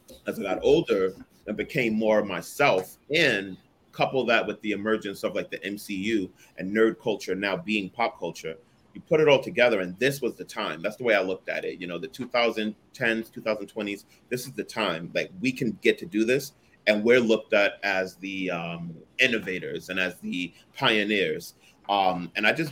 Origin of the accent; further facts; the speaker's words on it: New York City, New York, United States; accent: New York; moved away as an adult; now in Jersey City, United States; I'm born and raised from Brooklyn